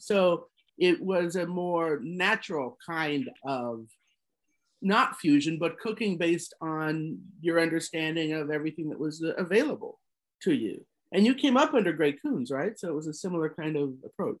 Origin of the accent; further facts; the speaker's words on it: Colorado, United States; I grew up in Colorado